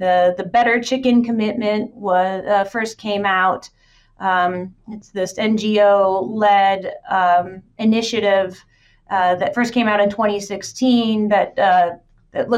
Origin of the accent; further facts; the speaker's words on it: Marshalltown, Iowa, United States; my hometown has it in Marshalltown